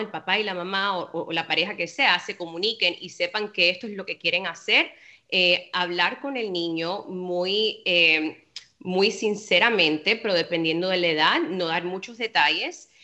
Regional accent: Cuba; yo soy cubana, como te dije anteriormente, y en Cuba es igual

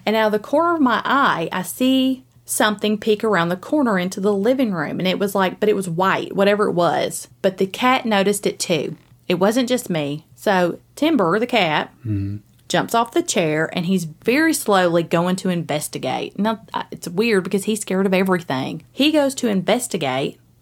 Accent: Springfield, Tennessee, United States; also born or lived in Greenbrier, Tennessee / Gallatin, Tennessee; I was born in Springfield. And so I lived there for a little bit, and then I lived in Greenbrier for a little while before I ended up coming up to Gallatin

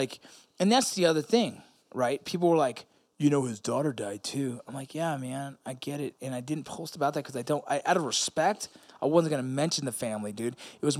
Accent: California, United States; Kobe passed away, and fuck, that's hard for someone growing up in Southern California, right?

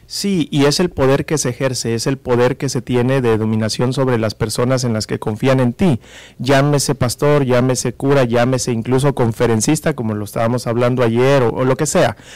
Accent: Mexico; como mexicanos, como latinoamericanos

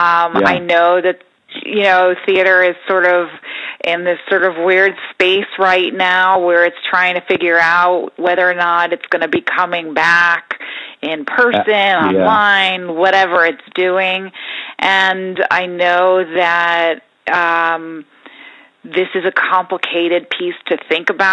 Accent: New York, United States; Growing up in New York, my parents were very into theater

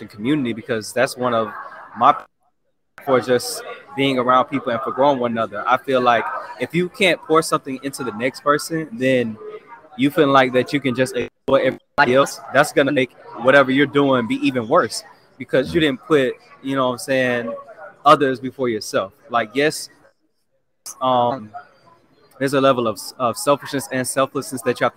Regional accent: Jacksonville, Florida, United States; moved away as an adult; now in Atlanta, United States; I grew up in Jacksonville, Florida, Duval County

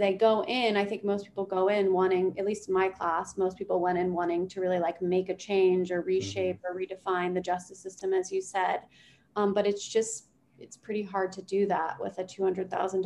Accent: Washington, District of Columbia, United States; I grew up in Washington, D.C., which is a very work hard, play hard culture.

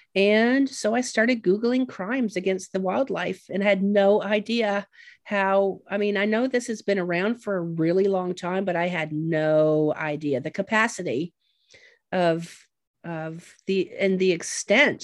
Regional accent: Ontario, Canada; I grew up in Canada and that Lake Huron was my ocean

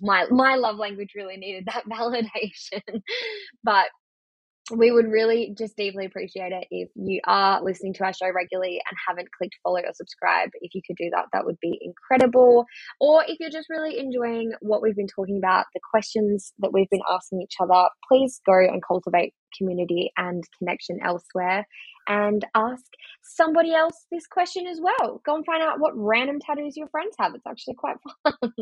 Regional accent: Australia; I'm Australian. What of it?

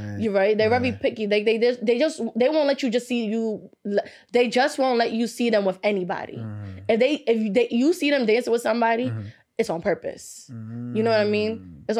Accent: Brooklyn, New York, United States; I'm a New York girl. And I know how y'all are. I'm from Brooklyn

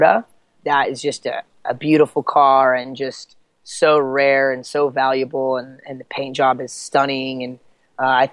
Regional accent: Eastern Washington, United States; also born or lived in Seattle / Southern California; I grew up over in Eastern Washington hunting and fishing and that sort of thing

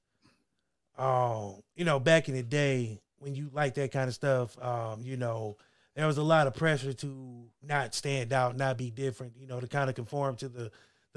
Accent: Ohio, United States; also born or lived in Texas; I grew up in Ohio.

